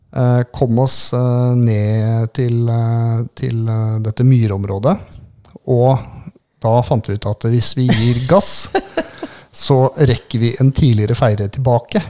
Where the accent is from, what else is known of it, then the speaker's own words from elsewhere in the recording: Southern Norway, Norway; vi er jo søringer